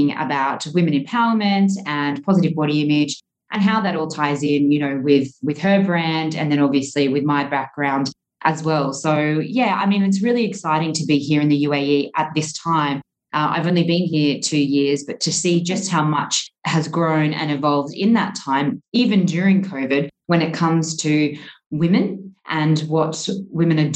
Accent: Australia; moved away as an adult; now in Dubai, United Arab Emirates; growing up in Australia, as a generalization, we're quite a sporty nation

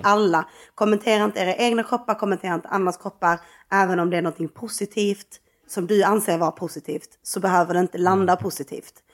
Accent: Skåne, Sweden; som skåning

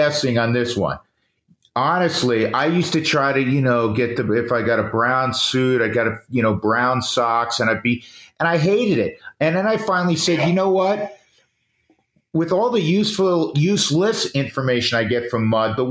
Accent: New York, United States; I grew up in New York. I grew up just north of the city

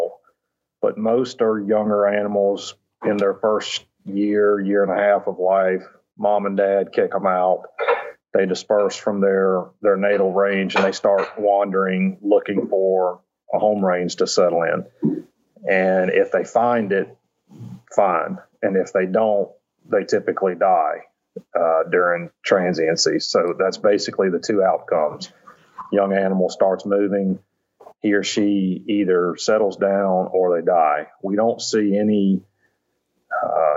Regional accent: Virginia, United States; moved away as an adult; also born or lived in Mississippi / Louisiana / Georgia; I grew up in Virginia, suburban kid

